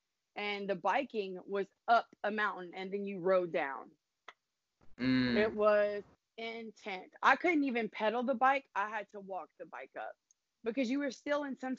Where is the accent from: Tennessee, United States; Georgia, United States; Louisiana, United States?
Louisiana, United States; South; I'm from South Louisiana